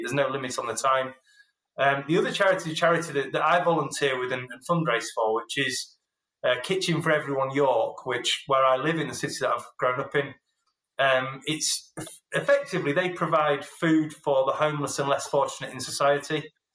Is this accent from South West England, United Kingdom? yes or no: no; Yorkshire and the Humber, United Kingdom; I'm a Yorkshireman who's half Scottish